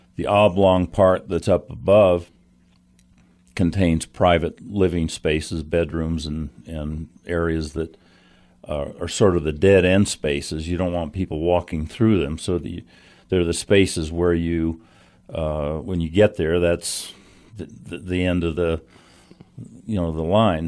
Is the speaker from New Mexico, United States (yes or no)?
yes; Santa Fe, New Mexico, United States; as a kid growing up in Santa Fe, going to kindergarten up there